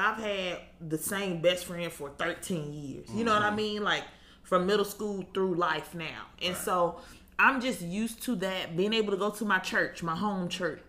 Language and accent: English; Huntsville, Alabama, United States; I was born and raised in Huntsville. I went to college in Huntsville.